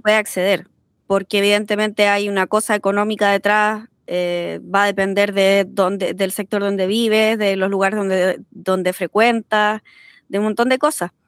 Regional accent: Concepción, Biobío, Chile; now in France; oriunda de Concepción, residente en Francia.

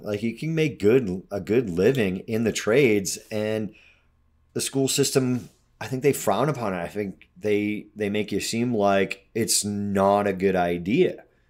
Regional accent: United States; also born or lived in Colorado

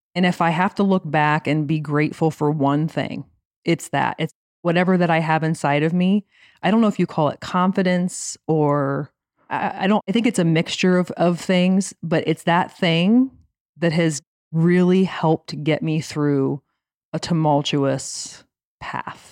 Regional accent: Lima, Ohio, United States; So, I'm from Lima, Ohio. My parents met young in Lima

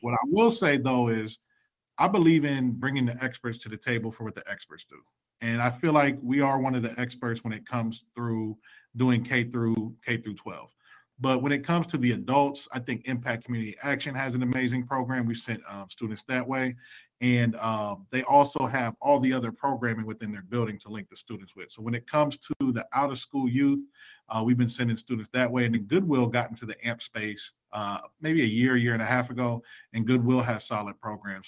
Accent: Columbus, Ohio, United States; I was born and raised in Columbus, Ohio

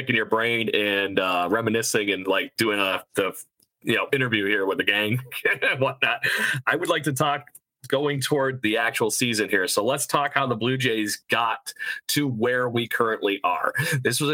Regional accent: Rochester, New York, United States; here in my hometown.

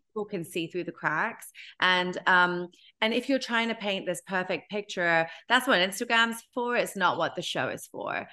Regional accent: United Kingdom; now in New York, United States; I'm British, B, I'm Indian

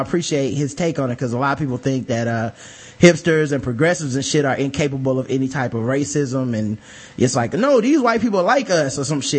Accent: Decatur, Georgia, United States; But I'm from Decatur, Georgia, like the deck and in the projects. Moved to Stone Mountain later.

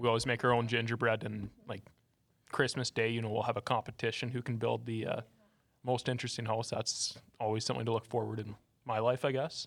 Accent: Calgary, Alberta, Canada; I'm from Calgary

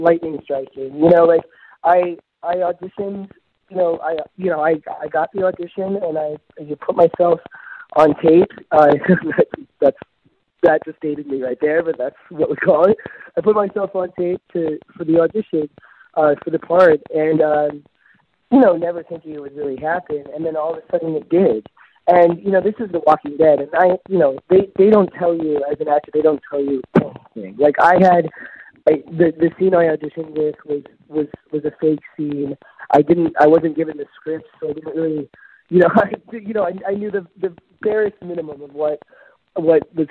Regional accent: Midwest, United States; I grew up in the Midwest in a small town

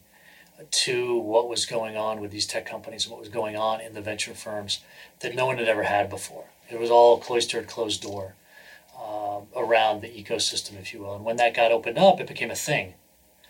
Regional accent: New Hampshire, United States; also born or lived in Oklahoma; now in San Francisco, United States; I was born in Oklahoma, but very quickly moved to New Hampshire. So I grew up in New Hampshire

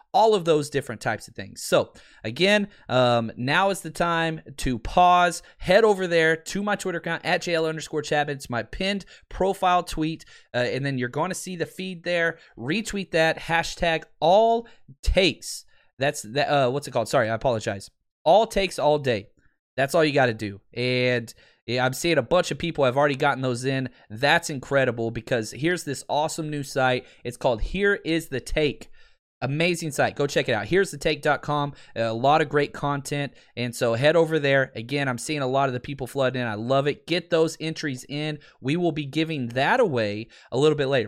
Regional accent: Texas, United States; I grew up in Texas

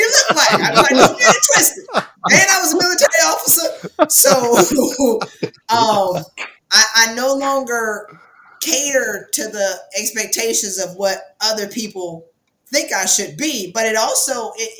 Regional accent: South Carolina, United States; I'm from South Carolina

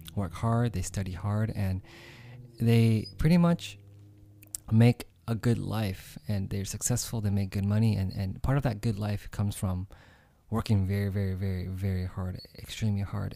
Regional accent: United States; I grew up here myself

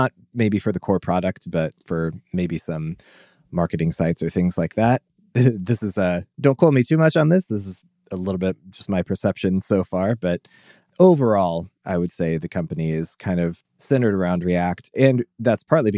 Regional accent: Omaha, Nebraska, United States; I am a developer from Omaha, Nebraska.

